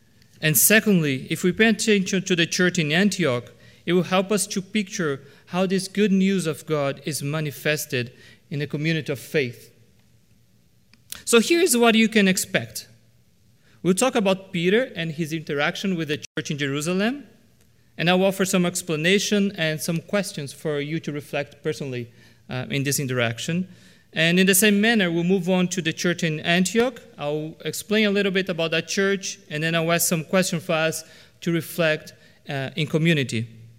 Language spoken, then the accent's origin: English; Brazil; As you might know, I was born and raised in Brazil. And one thing that probably every Brazilian would agree with is that beans are supposed to be a savory dish.